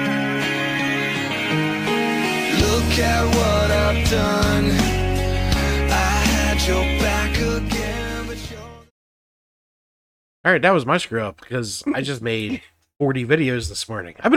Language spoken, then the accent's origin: English; the North, United States; I'm a Yankee. I belong up here.